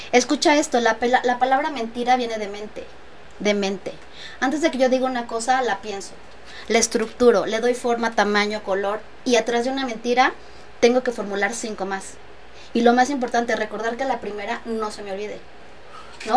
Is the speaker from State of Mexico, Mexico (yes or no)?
yes; Texcoco, State of Mexico, Mexico; soy texcocana, soy licenciada en administración